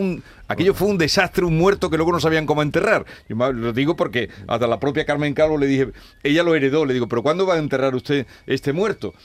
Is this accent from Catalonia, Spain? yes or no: no; Los Pedroches, Andalusia, Spain; mi tierra, Los Pedroches